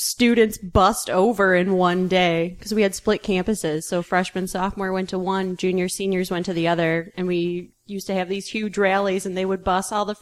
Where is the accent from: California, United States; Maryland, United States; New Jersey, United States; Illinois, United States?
Illinois, United States; Western Springs; also born or lived in Oak Park, Illinois; Oak Park, and then my family moved to Western Springs, and that's pretty much where I grew up.